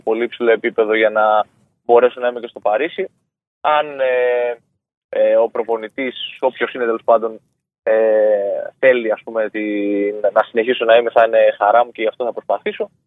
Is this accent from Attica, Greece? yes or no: no; Chios, North Aegean, Greece; το πόλο ήταν ας πούμε για το νησί μου